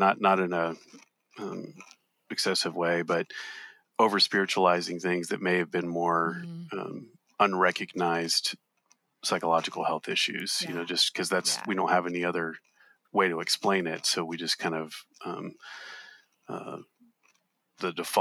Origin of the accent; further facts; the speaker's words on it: Southeast, United States; I grew up in the Southeast too